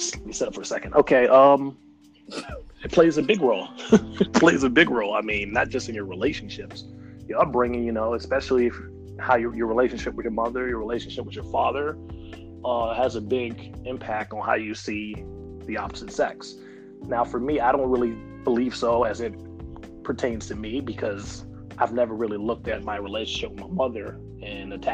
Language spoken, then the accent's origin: English; Washington, District of Columbia, United States; I was born and raised in Washington, D.C.